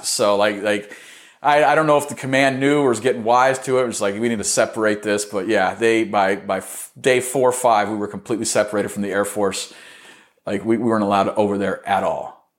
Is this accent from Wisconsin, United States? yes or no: no; Arizona, United States; I got fucking stationed in my home state